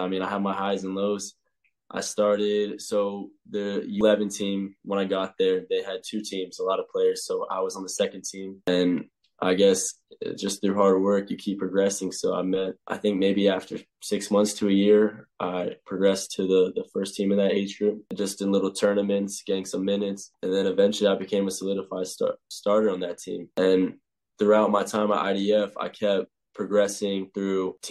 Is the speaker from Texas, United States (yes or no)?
no; Chapel Hill, North Carolina, United States; moved away as an adult; now in Ireland; I'm from Chapel Hill. So I played in, it's called CSL, which is Chatham Soccer League